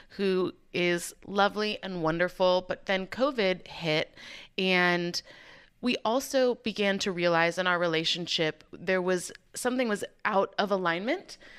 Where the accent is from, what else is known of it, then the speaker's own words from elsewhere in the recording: Chicago, Illinois, United States; moved away as an adult; also born or lived in Waco, Texas; I'm originally from Chicago